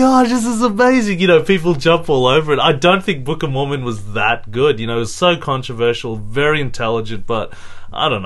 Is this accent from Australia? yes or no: yes; Australia; I'm Australian as well